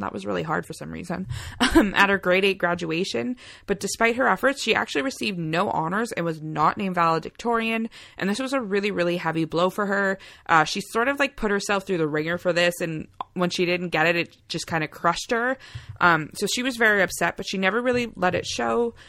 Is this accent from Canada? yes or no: yes; Canada; we're Canadian as heck